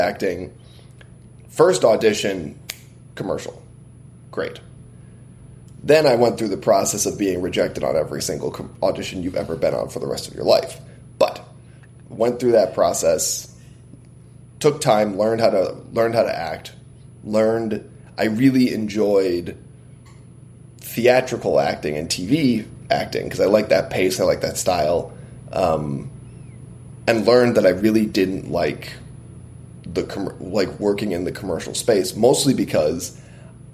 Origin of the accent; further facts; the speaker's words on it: United States; I'm Lebanese and Irish, so what I am is an American mutt